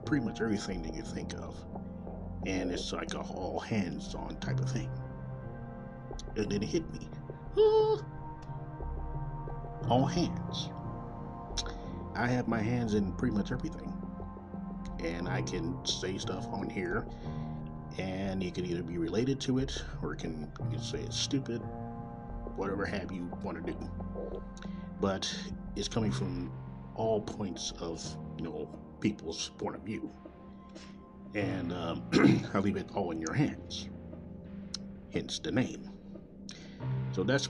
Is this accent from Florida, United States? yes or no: no; Kansas City, Missouri, United States; coming from Kansas City, Missouri, my hometown